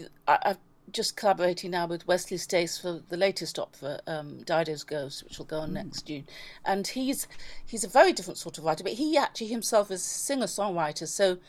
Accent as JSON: {"language": "English", "region": "London", "country": "United Kingdom", "tie": "born or raised there", "also_born_or_lived": "Belize / Sussex / New York", "said": "I grew up, I was born in Belize, grew up in London, then went to school in Sussex from the age of 13 to 17."}